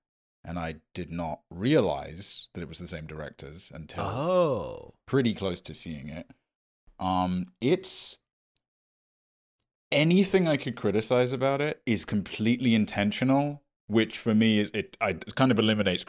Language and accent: English; Midwest, United States; Dude, feels like a personal attack that you'd assume I'd go to Forest School because I'm from the Midwest.